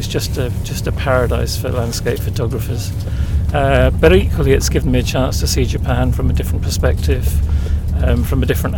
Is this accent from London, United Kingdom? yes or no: yes; London, United Kingdom; I'm from London in England.